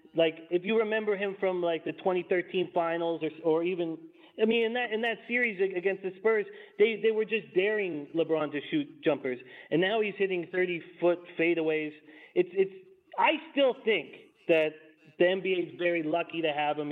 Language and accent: English; Vancouver, British Columbia, Canada; I'm born and raised in Vancouver